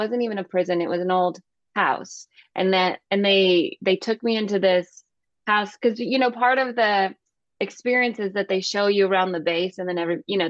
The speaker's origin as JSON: {"language": "English", "town": "Calhoun", "region": "Georgia", "country": "United States", "tie": "born or raised there", "also_born_or_lived": "Northern California", "said": "from Calhoun, where sure, I grew up."}